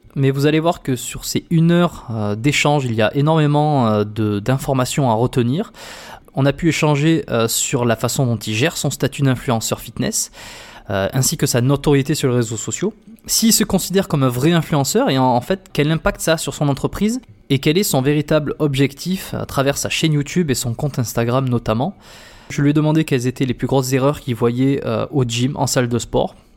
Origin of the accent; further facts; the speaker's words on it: France; moved away as an adult; now in Montreal, Canada; Je suis français évidemment, ça s'entend, tout le monde tout le monde l'entend